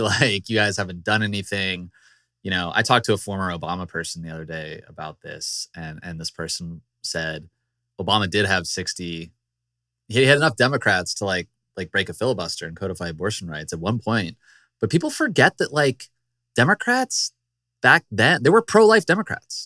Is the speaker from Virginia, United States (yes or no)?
yes; Virginia, United States; my home state, the Commonwealth of Virginia.